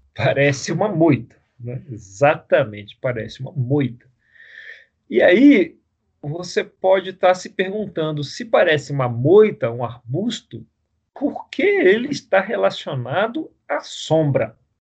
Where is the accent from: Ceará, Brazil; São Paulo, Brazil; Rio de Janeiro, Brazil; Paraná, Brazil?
Rio de Janeiro, Brazil; a gente cresceu no Rio